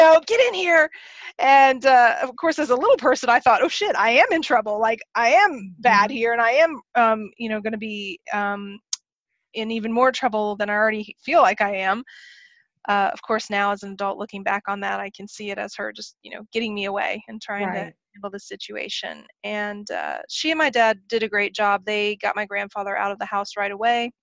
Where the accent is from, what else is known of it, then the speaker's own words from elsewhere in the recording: Oklahoma, United States; I grew up in Oklahoma